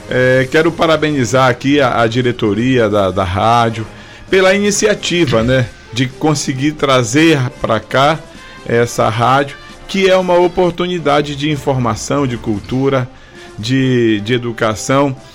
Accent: Capanema, Brazil; Mas assim, Valdemir, eu já sou de Capanema assim, já fui candidato duas vezes, 2016 e 2020.

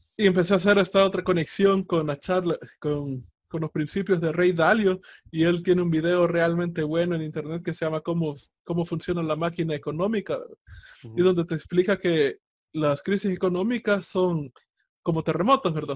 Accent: El Salvador

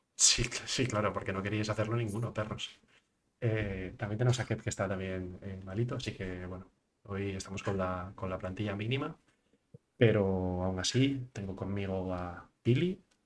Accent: Asturias, Spain; also born or lived in United Kingdom; Yo como asturiano

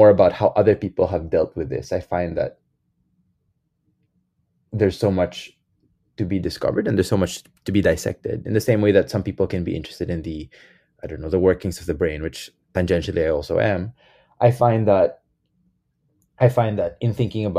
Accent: Quezon City, Metro Manila, Philippines; moved away as an adult; growing up in the Catholic Church in the Philippines

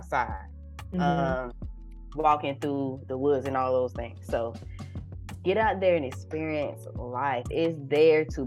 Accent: Valdosta, Georgia, United States; now in Texas, United States; I am from Love Admire, the 229 South Georgia. Valdosta

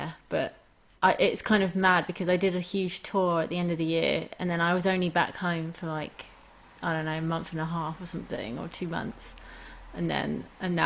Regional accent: London, United Kingdom; I grew up in London

